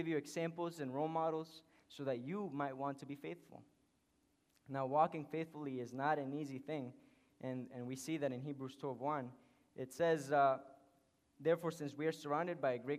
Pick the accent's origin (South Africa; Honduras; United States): Honduras; English is a second language; moved away; I was born in Honduras.